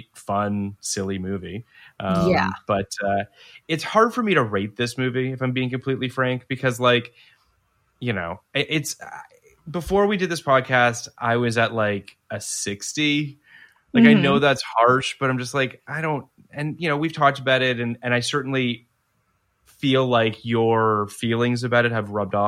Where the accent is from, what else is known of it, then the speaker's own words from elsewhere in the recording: Canada; moved away; Growing up in Canada